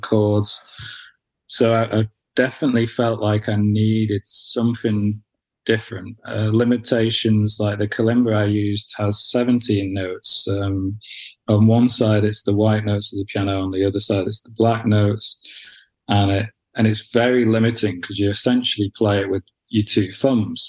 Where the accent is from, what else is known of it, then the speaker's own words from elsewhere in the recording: near Manchester, North West England, United Kingdom; also born or lived in Wales; I grew up, you know, grew, growing up near Manchester mm. and living in Manchester